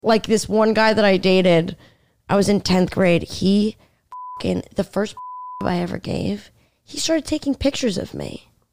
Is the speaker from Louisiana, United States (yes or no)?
no; Stony Brook, New York, United States; moved away as an adult; also born or lived in Washington, D.C. / Michigan; now in New York City, United States; I'm from Long Island